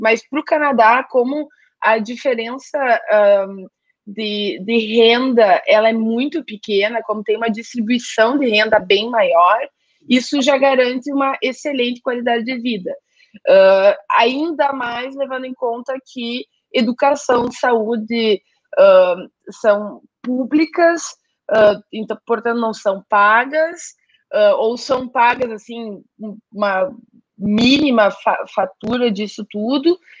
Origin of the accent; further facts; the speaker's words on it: Gaúcho, Rio Grande do Sul, Brazil; moved away; meu eu e meu, meu marido somos gaúchos